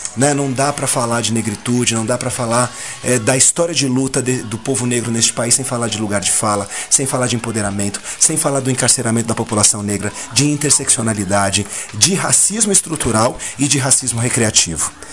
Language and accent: Portuguese; São Paulo, Brazil; aquele negrinho que nasceu na Casa Verde, no Hospital e Maternidade Casa Verde, no bairro da Casa Verde, viveu, cresceu, foi para Casa Verde Alta, voltou para Casa Verde